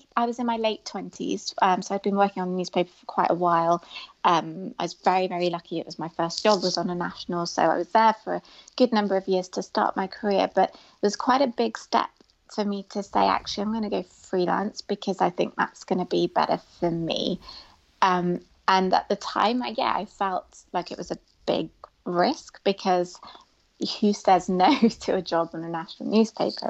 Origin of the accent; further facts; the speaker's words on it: United Kingdom; a British Muslim female Asian young woman